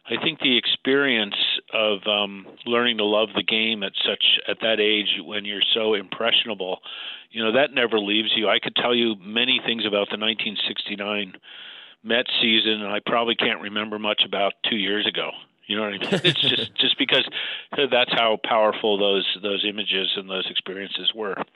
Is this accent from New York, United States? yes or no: yes; Brooklyn, New York, United States; Yeah, I think you know, like many people, just directly from my dad, who um, like like lots of Brooklyn Dodger fans, transferred his allegiance to the Mets in 1962